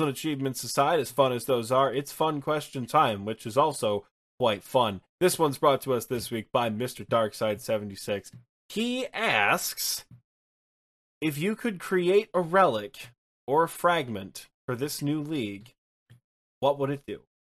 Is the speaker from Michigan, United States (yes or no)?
yes; Michigan, United States; I'm from Michigan